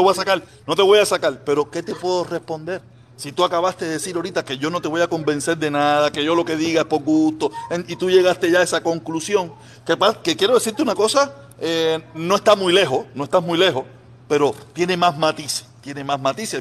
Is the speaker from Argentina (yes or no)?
no; Cuba; moved away as an adult; now in United States; yo me vine de Cuba en el 2021. En el 2001, ¿me entiendes? Finales de 2001